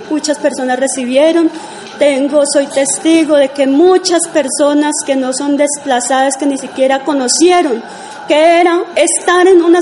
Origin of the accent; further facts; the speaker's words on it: San Fernando, Tolima, Colombia; moved away; Eh, yo salí como desplazada de San Fernando, Tolima, es un corregimiento que pertenece al Líbano, Tolima.